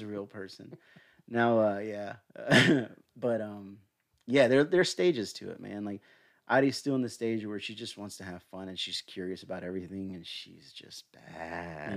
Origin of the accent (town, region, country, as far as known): Smyrna, Georgia, United States; born or raised there; also born or lived in Atlanta, Georgia